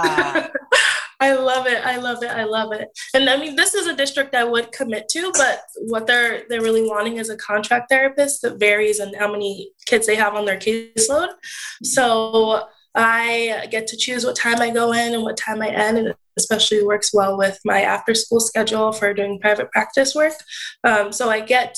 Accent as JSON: {"language": "English", "region": "New Jersey", "country": "United States", "also_born_or_lived": "Indiana", "said": "when I come back home from Indiana to New Jersey, I would still shadow SLPs here in the area, New Jersey."}